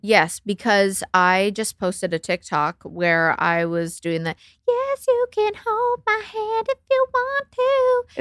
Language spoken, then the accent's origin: English; Canada; I'm Canadian